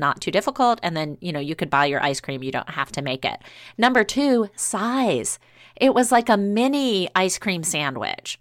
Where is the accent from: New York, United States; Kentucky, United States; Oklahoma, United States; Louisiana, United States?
Louisiana, United States; New Orleans; moved away; I grew up in New Orleans